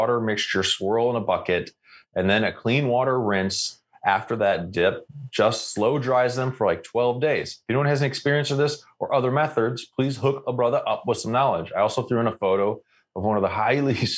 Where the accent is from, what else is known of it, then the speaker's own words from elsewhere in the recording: Canada; I am Canadian